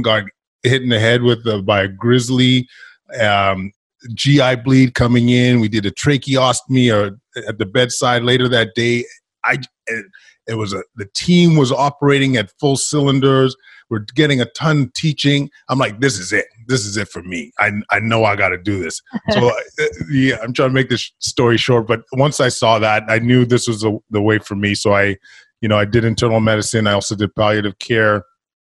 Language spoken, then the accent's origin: English; Edmonton, Alberta, Canada; I grew up in Edmonton, Alberta, Canada from immigrant parents from Ghana